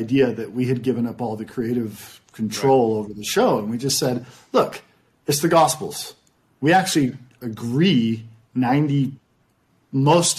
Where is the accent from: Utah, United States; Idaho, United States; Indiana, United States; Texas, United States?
Utah, United States; we're from Utah